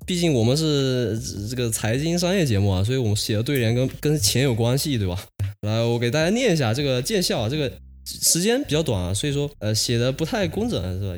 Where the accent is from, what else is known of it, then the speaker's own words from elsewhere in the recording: a county near Fuzhou, Fujian, China; 因为我老家是山里头的，就福州旁边的一个县。我老家的方言呢，跟福州本地的方言差多了